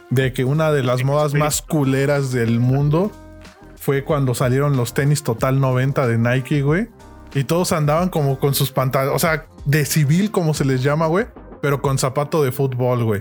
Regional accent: Mexico City, Mexico; yo soy de Iztapalapa

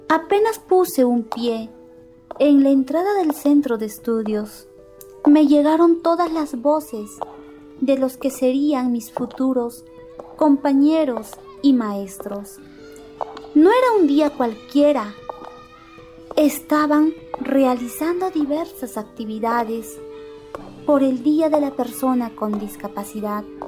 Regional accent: San Agustín, Echarati district, La Convención province, Cusco, Peru; Yo soy de la comunidad de San Agustín, del distrito de Charati, de la provincia de la Convención, del departamento del Cusco

